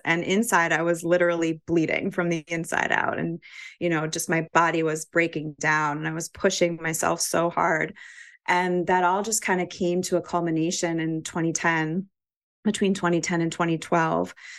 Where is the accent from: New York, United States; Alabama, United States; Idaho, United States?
New York, United States; New York City; moved away as an adult; also born or lived in Vermont; I grew up in New York City